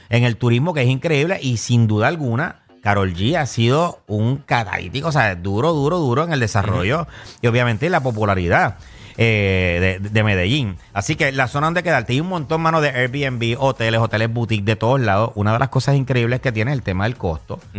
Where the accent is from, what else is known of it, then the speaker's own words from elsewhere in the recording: Santa Isabel, south of Puerto Rico, Puerto Rico; also born or lived in Juana Díaz, Puerto Rico; now in San Juan, Puerto Rico; yo que soy del sur, por ejemplo, que yo soy nacido y criado en Juanadía y Santa Isabel. Cuando yo me mudé a San Juan, a mí fue un poquito de choque